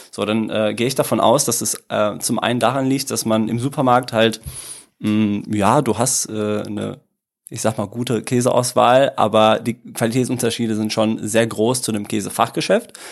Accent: Italy; now in Dortmund, Germany; Ähm, ich äh, komme ursprünglich, also ganz ursprünglich aus Italien. Also meine Eltern kommen beide aus Süditalien, sehr schön, aber ähm, ich lebe doch lieber äh, in Deutschland. Äh, bin mittlerweile seit 25 Jahren hier, komme aus äh, Dortmund

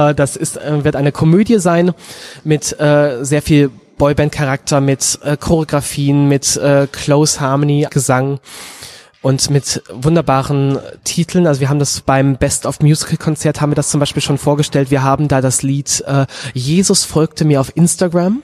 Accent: Münsterland, North Rhine-Westphalia, Germany; ich bin in Münzland aufgewachsen

